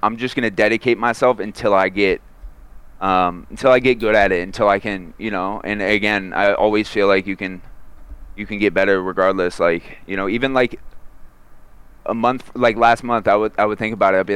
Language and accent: English; Florida, United States; I grew up in Florida